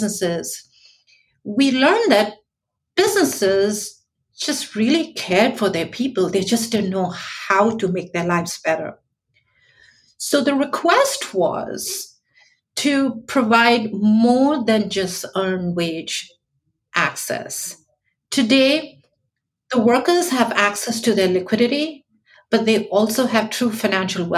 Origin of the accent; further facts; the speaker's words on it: New York City, New York, United States; I'm from New York